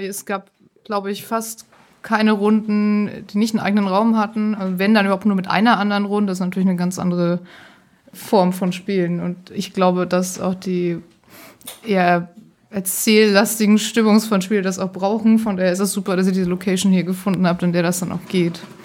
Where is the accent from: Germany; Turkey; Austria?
Germany; Hamburg; ich komme aus Hamburg